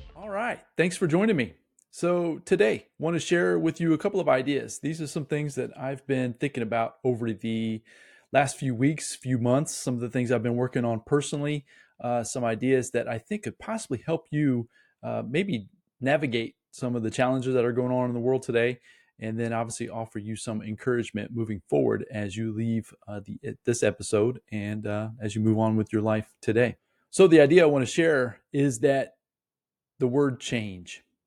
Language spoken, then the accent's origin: English; Indiana, United States; I'm born and raised in Indiana